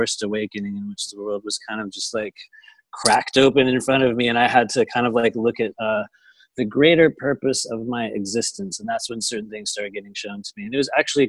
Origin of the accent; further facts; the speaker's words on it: San Diego, California, United States; also born or lived in Los Angeles, United States; I'm from Southern California down here in the Los Angeles area. I lived in San Diego probably for most of my life.